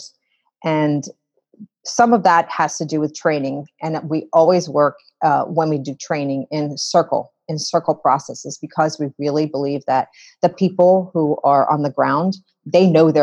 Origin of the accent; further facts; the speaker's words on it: Philadelphia, Pennsylvania, United States; I came back to the States in Philadelphia, which is my hometown